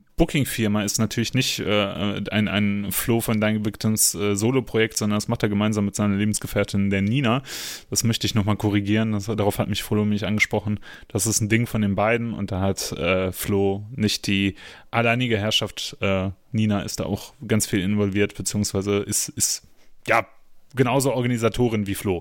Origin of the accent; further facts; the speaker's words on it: Germany; bei uns in Deutschland